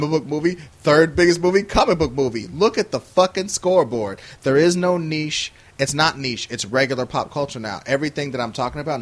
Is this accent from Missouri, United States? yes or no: yes; Kansas City, Missouri, United States; I'm from Kansas City, Missouri